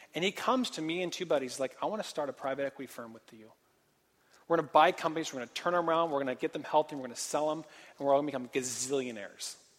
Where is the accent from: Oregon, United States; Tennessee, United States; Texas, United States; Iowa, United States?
Oregon, United States; Portland; moved away as an adult; also born or lived in Santa Barbara, California; I'm from Portland. And I grew up on um, a farm